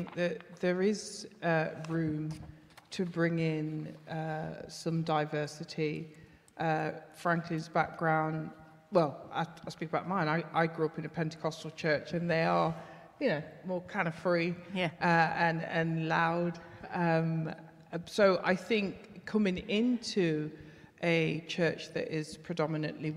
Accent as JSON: {"language": "English", "country": "United Kingdom", "tie": "born or raised there", "said": "I was born here"}